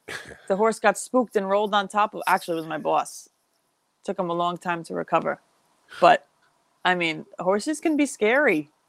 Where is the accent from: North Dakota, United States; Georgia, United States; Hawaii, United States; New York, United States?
New York, United States; Southold; where I'm from Southfield, we had some pretty good restaurants.